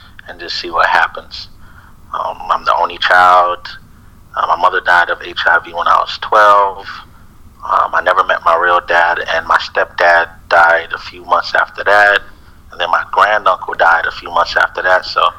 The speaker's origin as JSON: {"language": "English", "town": "Naples", "region": "Florida", "country": "United States", "tie": "born or raised there", "said": "I was born here in Naples, Florida."}